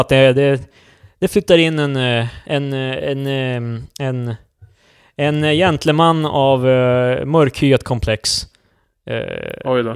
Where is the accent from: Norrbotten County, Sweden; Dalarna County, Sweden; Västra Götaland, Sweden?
Norrbotten County, Sweden; Luleå; now in Stockholm, Sweden; Du och jag är ju från Luleå.